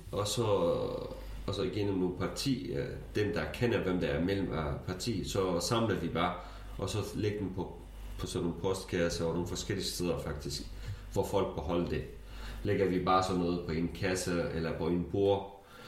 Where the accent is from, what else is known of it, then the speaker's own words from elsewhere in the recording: Syria; Danish is a second language; moved away as an adult; now in Denmark; jeg kurder fra Syrien